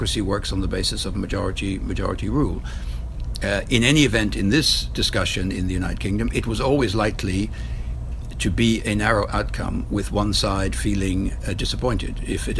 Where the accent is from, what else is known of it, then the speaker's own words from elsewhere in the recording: Ireland; I'm Irish